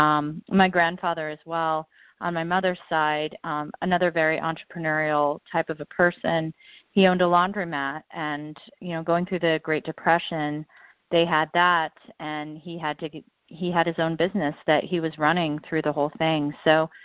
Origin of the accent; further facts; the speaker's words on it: Colorado, United States; I grew up in Colorado